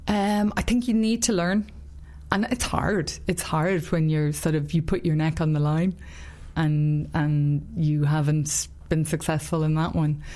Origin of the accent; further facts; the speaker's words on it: Ireland; I'm Irish and that I live in Ireland